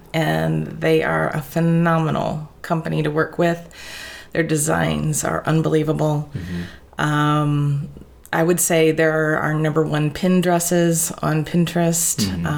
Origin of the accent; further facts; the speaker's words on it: Tiffin, Ohio, United States; also born or lived in Toledo, Ohio; I'm actually born and raised in Tiffin, Ohio.